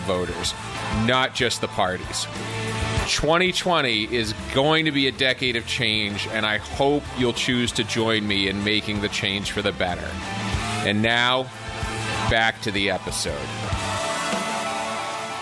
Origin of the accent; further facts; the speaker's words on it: Boston, Massachusetts, United States; growing up in Boston